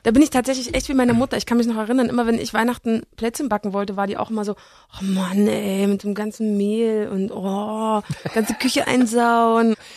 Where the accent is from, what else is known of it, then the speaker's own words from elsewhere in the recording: East Germany, Germany; ich sehe mich genauso als Ossi